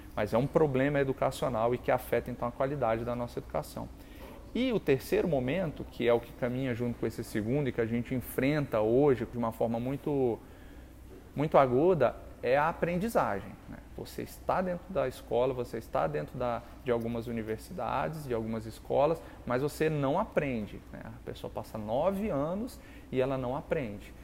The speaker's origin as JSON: {"language": "Portuguese", "town": "Brasília", "region": "Federal District", "country": "Brazil", "tie": "born or raised there", "said": "eu nasci, moro em Brasília"}